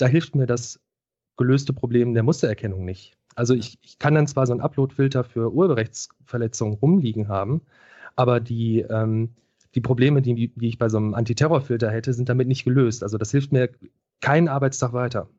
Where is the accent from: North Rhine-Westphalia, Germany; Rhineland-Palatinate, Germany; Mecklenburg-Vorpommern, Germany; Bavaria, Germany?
North Rhine-Westphalia, Germany; Ruhr area; ich komme aus dem Ruhrgebiet